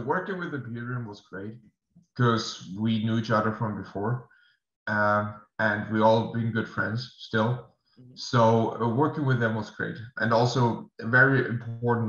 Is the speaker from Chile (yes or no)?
no; Germany; English is a second language; moved away as an adult; now in United States; I have to move back to Germany first because of visa reasons as well. I cannot stay in the States. We'll move back to my hometown